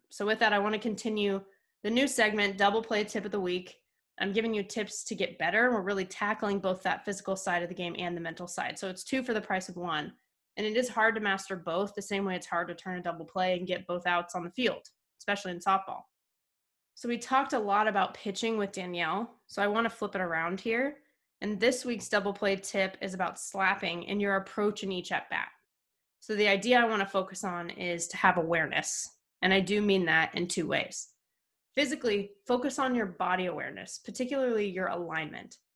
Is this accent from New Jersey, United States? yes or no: no; Camarillo, California, United States; I was from Camarillo in Southern California